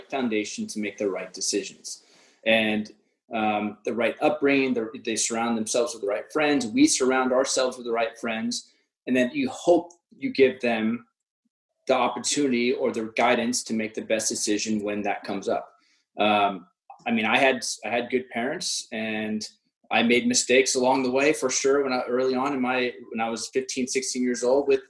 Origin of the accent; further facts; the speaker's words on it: Orange County, California, United States; I grew up in Orange County